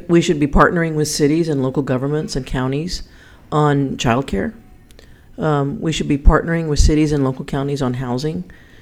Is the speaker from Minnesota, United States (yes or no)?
no; El Paso, Texas, United States; now in Austin, United States; I'm from El Paso